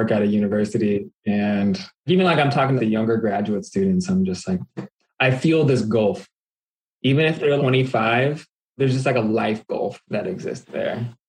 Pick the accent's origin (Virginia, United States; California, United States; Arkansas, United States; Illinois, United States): California, United States; Aliso Viejo; moved away as an adult; also born or lived in Milwaukee, Wisconsin; now in Minneapolis, United States; I'm originally from Southern California, a little city called Aliso Viejo. And I've got a chance to live in a couple different places. Now I live in Minneapolis